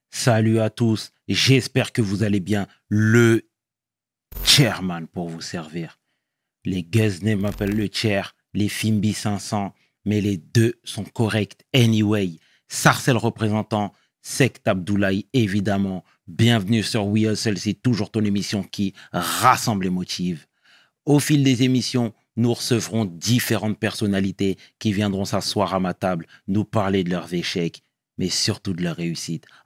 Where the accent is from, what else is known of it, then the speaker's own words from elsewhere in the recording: Brétigny-sur-Orge, Île-de-France, France; Bretigny-sur-Orge, en 1991. Mhm. 91. T'as toujours grandi là-bas J'ai toujours grandi là-bas.